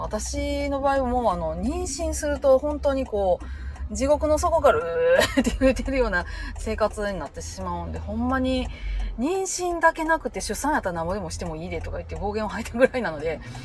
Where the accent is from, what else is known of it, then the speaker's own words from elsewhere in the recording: Japan; moved away as an adult; also born or lived in Osaka; 生まれは私大阪なんで